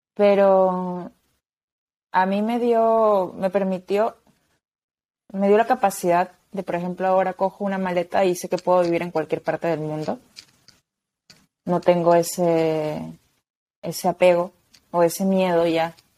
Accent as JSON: {"language": "Spanish", "country": "Peru", "moved": "as an adult", "lives_now": "Spain", "said": "me fui de mi país, porque yo soy de Perú, vivo en España"}